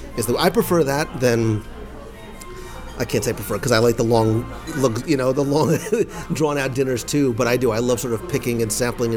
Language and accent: English; Northeast, United States; our names end in vowels. We are from the Northeast, where our standards for Italian food, I think, are understandably high.